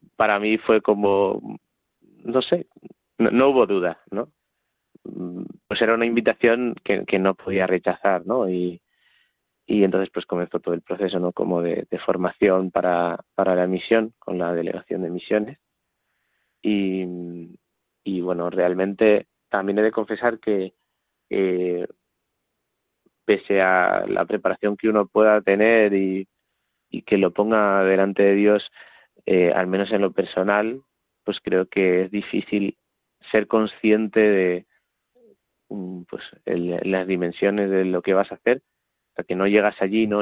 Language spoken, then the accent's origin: Spanish; Talavera de la Reina, Castilla-La Mancha, Spain; soy un joven de 24 años de Talavera de la Reina